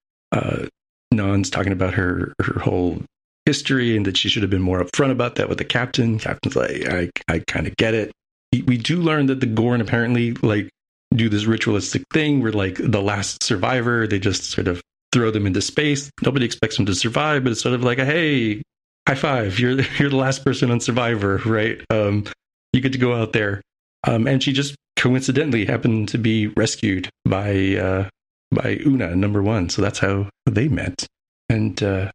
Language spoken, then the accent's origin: English; United States; as an American